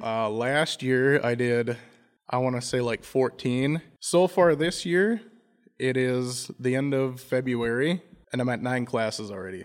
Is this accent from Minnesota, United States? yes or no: yes; Browerville, Minnesota, United States; I'm from Browerville, Minnesota